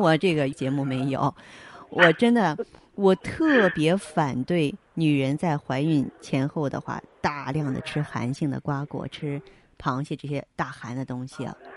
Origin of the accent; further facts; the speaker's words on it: northern China, China; 我们是北方人。北方人啊，咱们这个光照时间跟那个亚热带南方，它是不一样的